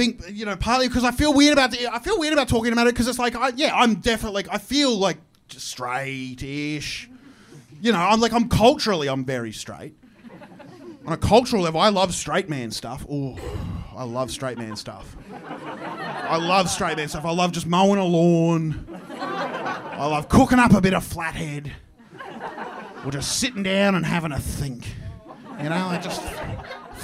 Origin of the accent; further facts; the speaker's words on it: Queensland, Australia; I'm from Queensland